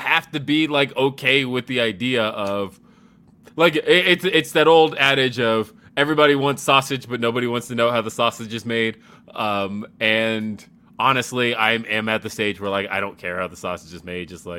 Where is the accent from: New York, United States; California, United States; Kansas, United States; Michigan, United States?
California, United States; Los Angeles; now in Denver, United States; I'm from Los Angeles